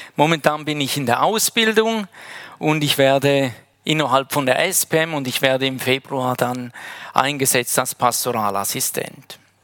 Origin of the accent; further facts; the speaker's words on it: Heiden, Appenzell Ausserrhoden, Switzerland; moved away as an adult; now in Wädenswil, Switzerland; Ich komme ursprünglich aus Heiden